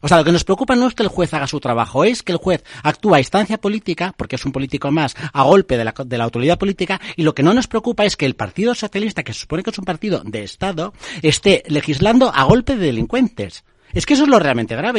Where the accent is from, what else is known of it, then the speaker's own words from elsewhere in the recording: Basque Country, Spain; En el País Vasco, en mi tierra